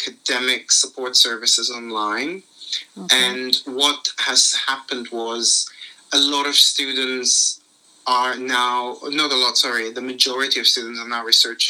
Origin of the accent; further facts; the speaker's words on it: Limassol, Limassol District, Cyprus; moved away as an adult; now in London, United Kingdom; I was born in Limassol, Cyprus in 1992. I had a very nice upbringing by the sea